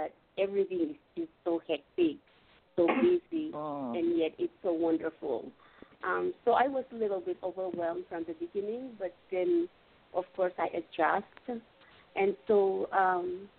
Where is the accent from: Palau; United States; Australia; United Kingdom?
Palau; I am from the island of Palau